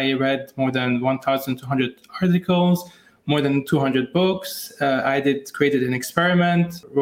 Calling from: Lebanon; Indeed, from Lebanon, actually.

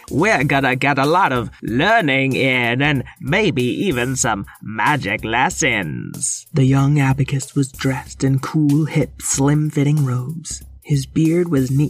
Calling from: Sydney, New South Wales, Australia; Hi, What If World. … from Sydney, Australia

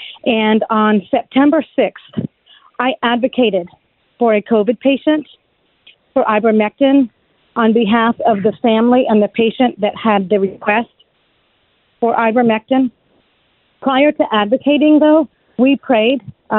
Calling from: Brevard County, Florida, United States; I am calling from Brevard County, Florida.

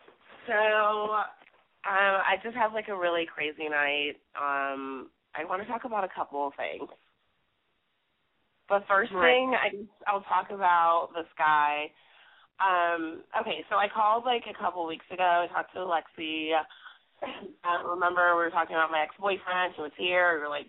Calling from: Brooklyn, New York, United States

